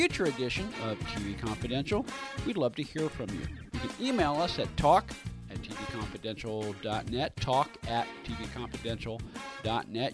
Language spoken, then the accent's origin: English; Bay Area, California, United States; also born or lived in Napa Valley, California; I grew up in the Bay Area, and I lived before I moved down here. I lived in the Napa Valley area for about 10 years